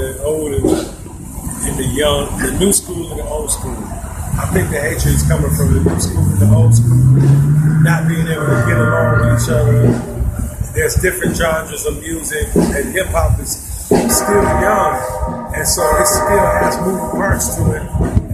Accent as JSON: {"language": "English", "town": "Detroit", "region": "Michigan", "country": "United States", "tie": "born or raised there", "said": "I'm from Detroit"}